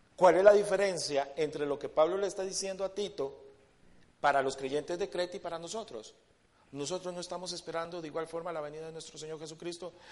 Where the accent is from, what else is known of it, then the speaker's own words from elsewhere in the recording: Costa Rica; nosotros como, primeramente como, como ticos y creo que como latinos